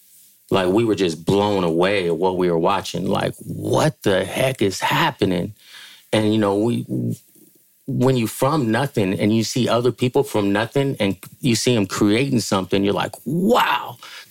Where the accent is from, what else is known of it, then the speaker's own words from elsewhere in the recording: San Francisco, California, United States; I grew up in San Francisco, California. I went to James Lick Junior High School, went to McAteer High School. That's where I grew up